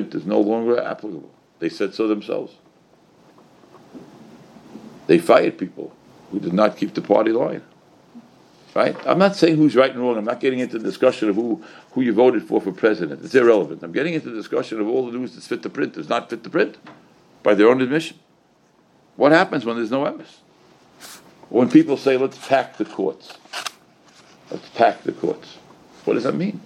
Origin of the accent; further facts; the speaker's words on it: United States; I'm an American.